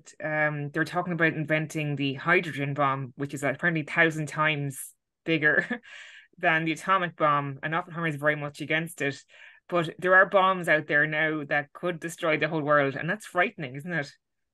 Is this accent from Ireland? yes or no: yes; Ireland; it's weird as an Irish, like, lucky Ireland, we, I know we had our own little 1916 and War of Independence, but nothing like that.